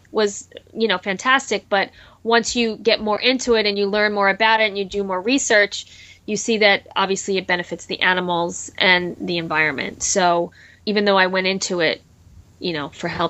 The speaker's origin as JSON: {"language": "English", "region": "New Jersey", "country": "United States", "tie": "born or raised there", "said": "I grew up in New Jersey and we had a big garden"}